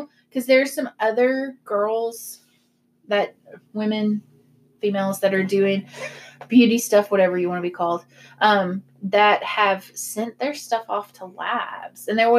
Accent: the South, United States; we're from the South.

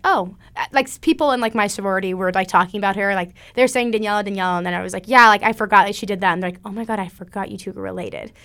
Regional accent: Springfield, Missouri, United States; I'm from Springfield, Missouri.

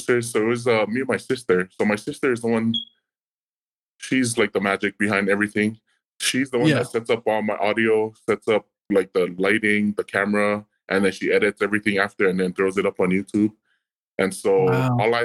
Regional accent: Hawaii, United States; moved away as an adult; also born or lived in New Mexico; I was born and raised in Kohoku, Hawaii, And so after I was born and raised in Hawaii, I moved to the mainland

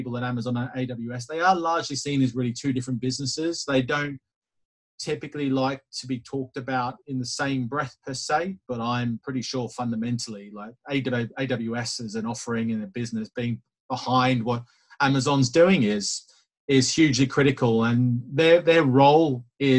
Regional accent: Australia; being the Aussie that I am

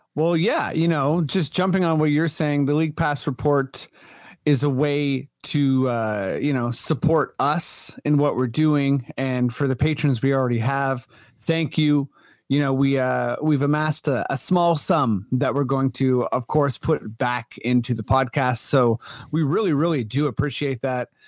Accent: Canada; as a Canadian

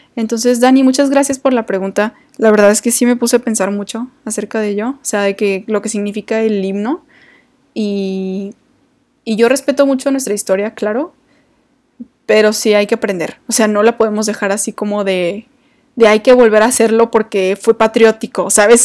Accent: Mexico

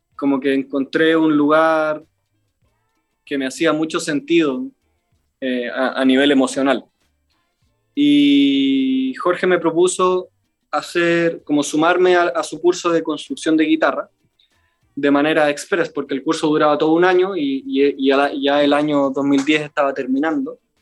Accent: Chile; como buen chileno

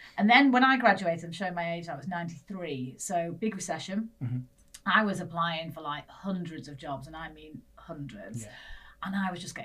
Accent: Manchester, North West England, United Kingdom; accent: northern; moved away; As you can tell, northerner. Dulcet tones of northernness in it. So I grew up in Manchester

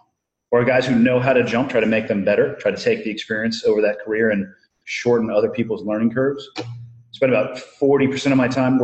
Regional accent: Santa Cruz, California, United States; Born and raised in Santa Cruz, California.

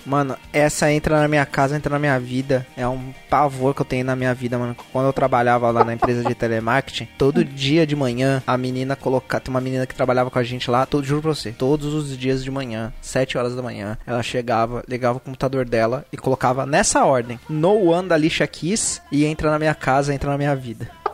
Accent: Santos, São Paulo, Brazil; moved away; Eu tô cogitando voltar pra minha cidade natal, mas minha cidade natal é Santos

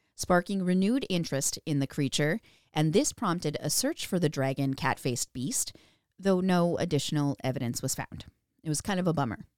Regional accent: Minnesota, United States; we're from Minnesota

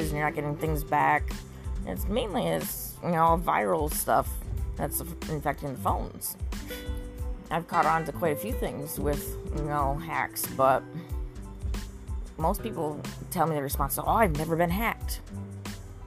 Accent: Corning, New York, United States; I was trained by Corning, a Fortune 500 company in my hometown

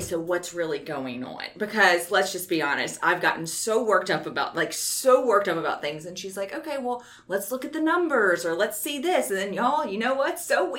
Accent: Baton Rouge, Louisiana, United States; being born and raised in Baton Rouge

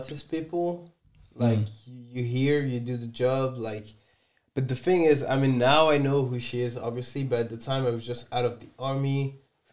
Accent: France; English is a second language; I'm from France

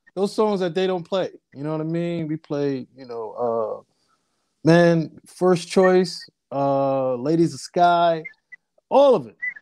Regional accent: Amityville, New York, United States; also born or lived in Brooklyn, New York / Hampton, Virginia / New Jersey / Harlem, New York; I was born in Brooklyn, raised in Long Island

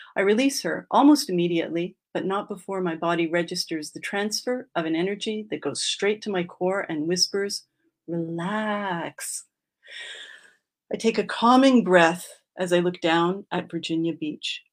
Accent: Quebec, Canada; I grew up in Quebec and my mm-hmm. dad is a Montrealer and my mom is from Boston

